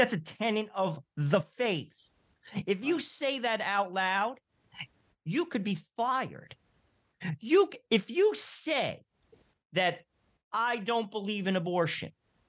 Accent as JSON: {"language": "English", "region": "New Jersey", "country": "United States", "said": "I'm from New Jersey."}